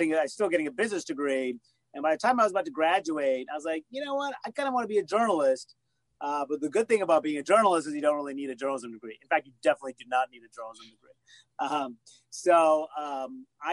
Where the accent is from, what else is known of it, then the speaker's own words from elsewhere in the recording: United States; now in Washington, United States; as an Indian American kid growing up in the suburbs with Indian immigrants